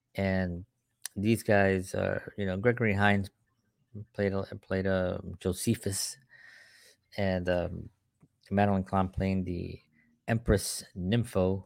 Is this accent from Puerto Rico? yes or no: yes; Puerto Rico; I'm Puerto Rican